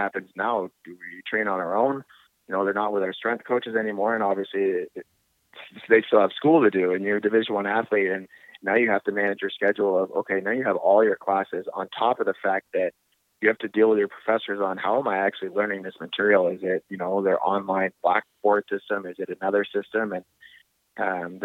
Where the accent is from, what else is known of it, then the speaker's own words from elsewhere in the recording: Canada; moved away; being Canadian